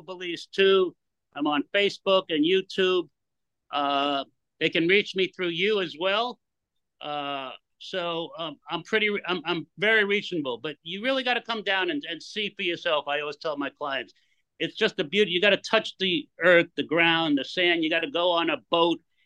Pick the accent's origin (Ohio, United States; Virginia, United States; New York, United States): New York, United States; moved away as an adult; now in Belize; I'm from New York